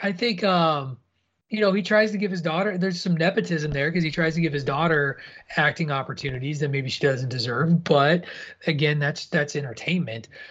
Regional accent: Illinois, United States; a white Midwestern guy from Illinois who grew grew up amongst the cornfields

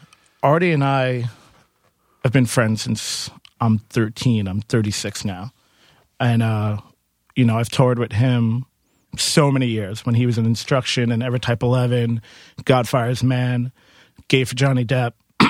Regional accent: Queens, New York, United States; I'm from Queens.

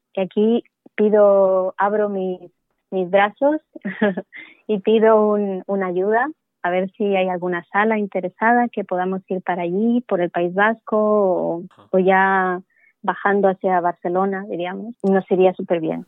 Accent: Bolivia; moved away; yo de Bolivia

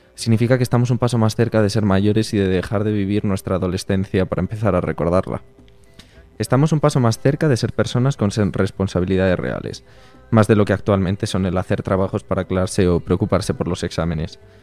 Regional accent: Brime de Sog, Castile and León, Spain; moved away; como el agua de mi pueblo, no hay

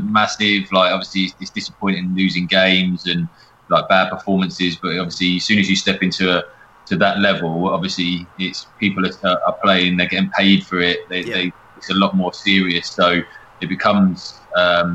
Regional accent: Watford, East of England, United Kingdom; I was born in Watford and my granddad and nan live in St Albans

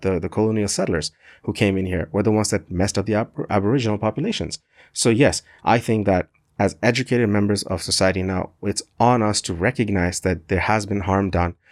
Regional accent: Canada; I'm a proud Canadian.

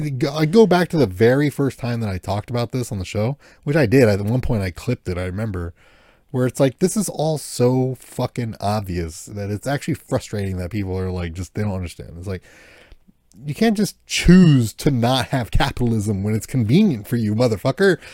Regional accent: United States; as an American

